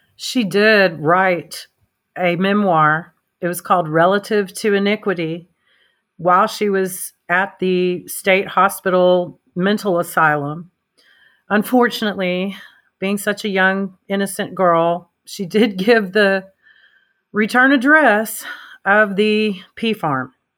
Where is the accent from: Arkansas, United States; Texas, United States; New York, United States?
Arkansas, United States; my home state